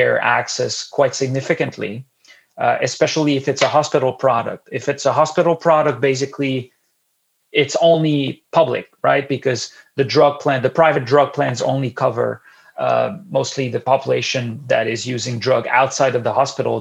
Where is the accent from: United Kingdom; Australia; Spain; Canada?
Canada